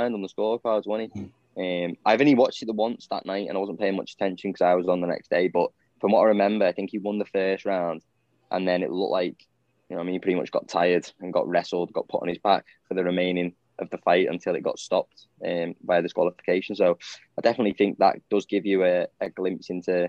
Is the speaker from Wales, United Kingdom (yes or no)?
no; Southport, North West England, United Kingdom; I'm from Southport